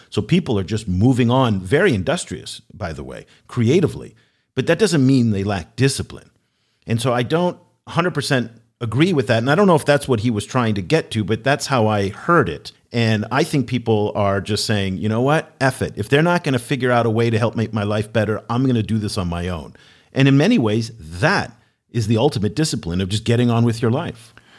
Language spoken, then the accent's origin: English; United States; now in Vietnam; as an American